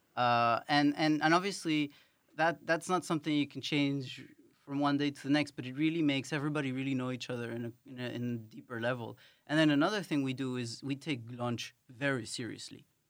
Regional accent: Paris, Île-de-France, France; moved away as an adult; also born or lived in Ecuador / United Kingdom; now in Netherlands; I grew up in Paris and I've lived in the U K for some time.

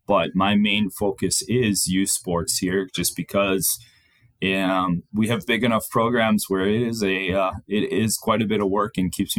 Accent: Sheboygan, Wisconsin, United States; moved away as an adult; also born or lived in Manitowoc, Wisconsin / Milwaukee, Wisconsin / Neenah, Wisconsin; So I was born in Manitowoc, Wisconsin, but my parents moved actually to Sheboygan when I was real young. So I actually grew up in Sheboygan, graduated from Sheboygan North High School, graduated from there, went off to school, went to UW-Whitewater, then actually lived in Milwaukee

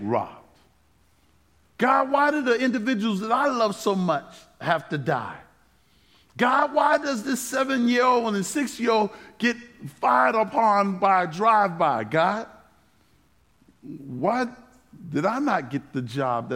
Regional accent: New York City, New York, United States; moved away; I'm from Brooklyn, New York, in a section called Bed-Stuy

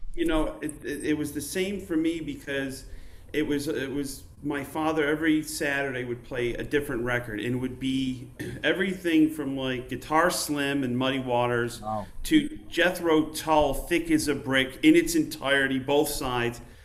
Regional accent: Utica, New York, United States; I grew up in Utica, New York

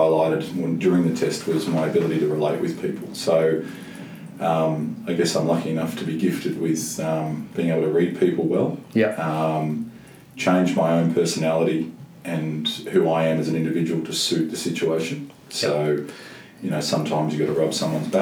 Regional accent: Mount Eliza, Victoria, Australia; Mount Eliza. So I had a terrific childhood

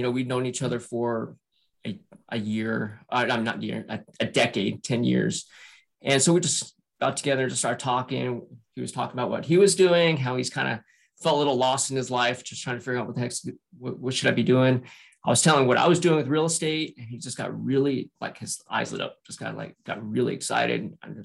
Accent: Salt Lake City, Utah, United States; also born or lived in San Francisco, California / Northern Virginia; now in Virginia, United States; So I was born and raised in Salt Lake City, Utah.

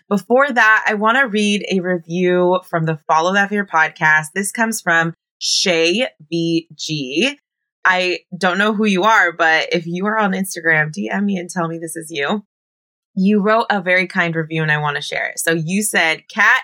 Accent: Bay Area, California, United States; moved away as an adult; also born or lived in Oakland, California; now in Los Angeles, United States; I was born and raised in the Bay Area.

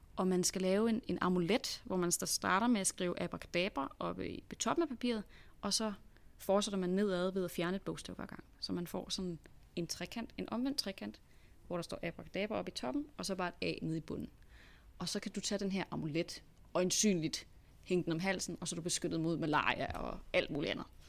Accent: Denmark; vi er danskere

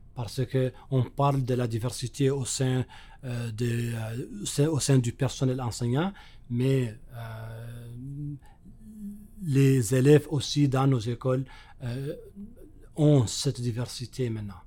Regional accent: Mauritania; moved away as an adult; now in Manitoba, Canada; chez moi en Mauritanie

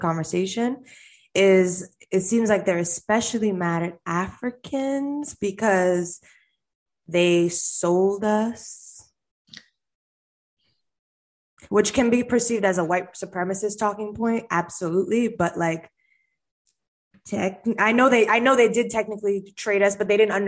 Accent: United States; I am an American girl, but both of my parents are not from this country

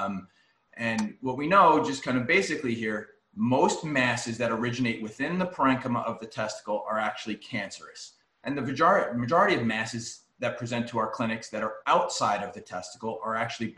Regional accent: New York, United States; moved away; I'm from New York

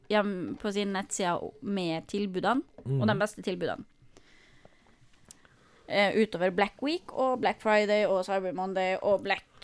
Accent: Norway; vi nordmenn

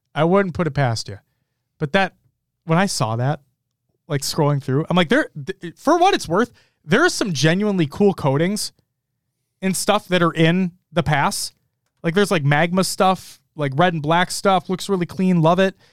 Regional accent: Minnesota, United States; I'm from Minnesota.

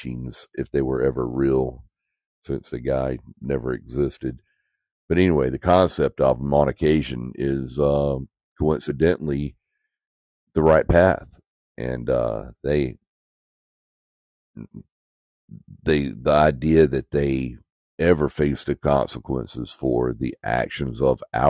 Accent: United States; as an American

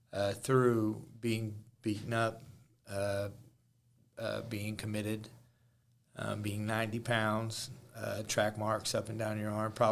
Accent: Jefferson City, Missouri, United States; we grew up together in Jeff City.

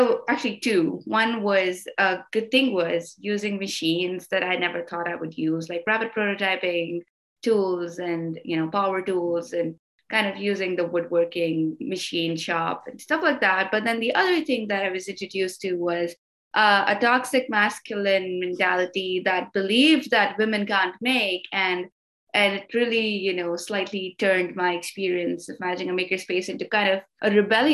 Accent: India; moved away as an adult; now in Brooklyn, New York City, United States; And I did my undergrad back in India. That's where I'm originally from.

